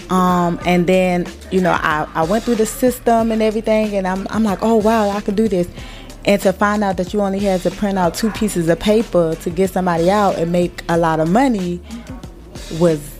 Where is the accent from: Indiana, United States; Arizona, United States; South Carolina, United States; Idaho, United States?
South Carolina, United States; starting with South Carolina because that's my home state